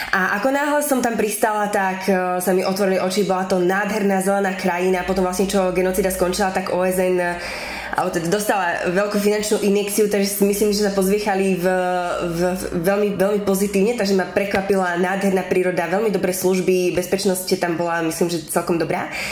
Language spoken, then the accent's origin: Slovak; Zvolen, Banská Bystrica Region, Slovakia; also born or lived in Burundi / South Sudan / Kenya / Bratislava; ja som sa narodila v Európe, zrovna na Slovensku